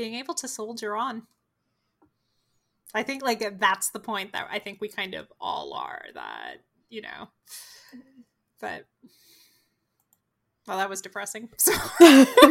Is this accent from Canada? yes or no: yes; Canada; I'm from Canada, which is a different country than the United States